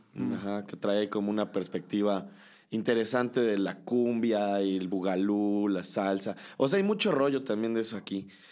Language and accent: Spanish; Cholula, Puebla, Mexico; Yo sí soy de aquí, ¿no? Pero pues en realidad, o sea, mis papás llegaron a Cholula, siempre vivieron en Puebla, etcétera, etcétera. Pero pues sí he crecido aquí